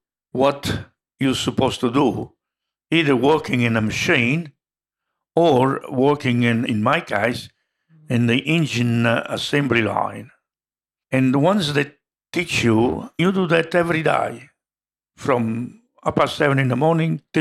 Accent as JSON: {"language": "English", "country": "Italy", "second_language": "English", "moved": "yes", "lives_now": "Australia", "said": "I'm from Italy and I've been in Australia since 1955"}